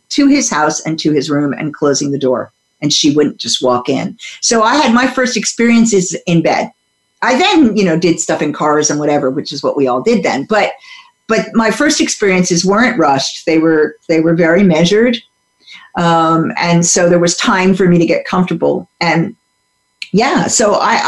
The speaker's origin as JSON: {"language": "English", "region": "New Jersey", "country": "United States", "tie": "born or raised there", "said": "I grew up in the U.S. in suburban New Jersey"}